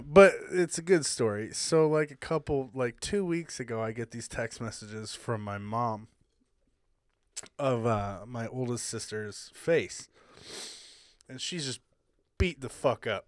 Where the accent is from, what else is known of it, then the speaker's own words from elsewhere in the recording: Hawaii, United States; moved away; I grew up in Hawaii, so, like, you know, my family was, like, the one white family